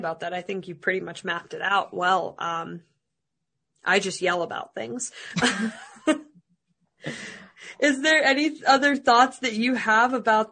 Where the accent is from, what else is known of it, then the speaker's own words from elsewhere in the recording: Russia; because I'm from Russia